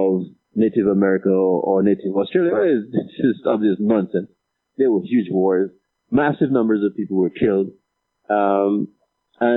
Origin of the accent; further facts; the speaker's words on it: Dominica; moved away as an adult; also born or lived in Marigot, Dominica; I studied the Bible a lot growing up in Dominica